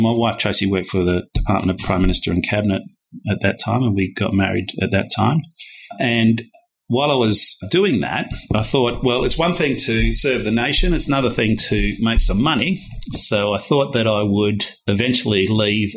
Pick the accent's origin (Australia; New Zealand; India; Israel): Australia; Perth, Western Australia; born or raised there; moved away as an adult; also born or lived in Darwin, Northern Territory / Hanover, New Hampshire, United States / London, United Kingdom